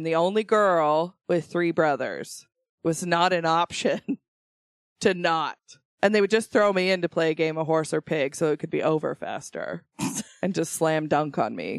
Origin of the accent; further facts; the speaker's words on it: Idaho, United States; I am from Idaho.